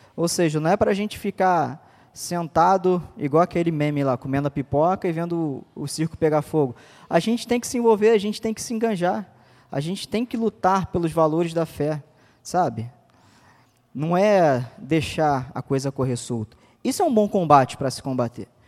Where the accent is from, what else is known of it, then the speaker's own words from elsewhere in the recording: Brazil; A gente é brasileiro